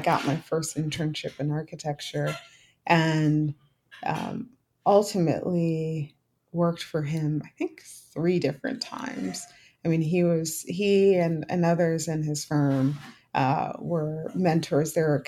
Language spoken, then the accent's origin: English; Philadelphia, Pennsylvania, United States; I was from Philadelphia